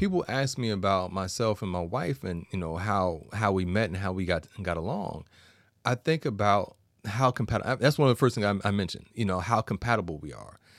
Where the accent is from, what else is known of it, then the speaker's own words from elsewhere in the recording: New York, United States; I'm a New Yorker